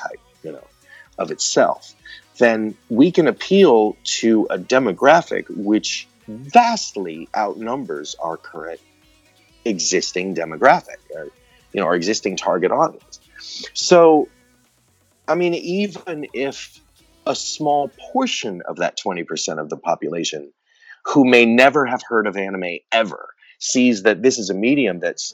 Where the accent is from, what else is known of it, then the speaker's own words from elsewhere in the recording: Texas, United States; I grew up in Texas in the 70s and 80s